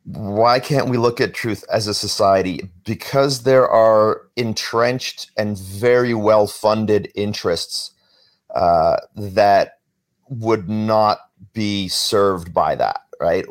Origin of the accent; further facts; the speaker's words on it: Vancouver, British Columbia, Canada; moved away; also born or lived in Toronto; I was growing up in Vancouver.